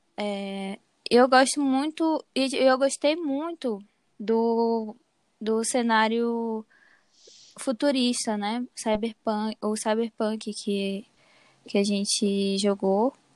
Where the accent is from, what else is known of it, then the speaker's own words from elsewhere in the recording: Castanhal, Pará, Brazil; eu sou daqui de Caxinhal mesmo.